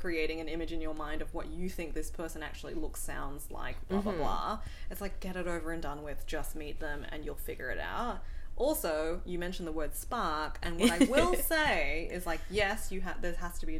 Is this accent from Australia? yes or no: yes; Australia; I also get that a lot when people talk to me on the phone, because they hear that I'm an Aussie